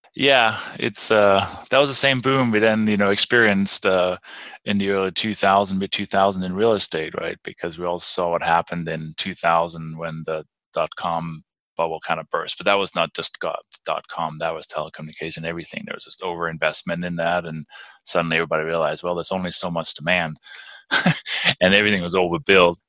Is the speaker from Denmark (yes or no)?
yes; Denmark; English is a second language; moved away as an adult; also born or lived in London, England; now in Durango, United States; I was born and raised in Denmark